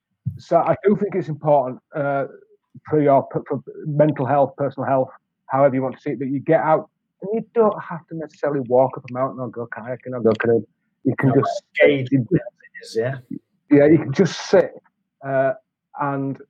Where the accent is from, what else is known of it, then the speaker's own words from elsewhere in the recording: Yorkshire and the Humber, United Kingdom; now in Wales, United Kingdom; I'm a Yorkshireman from a certain generation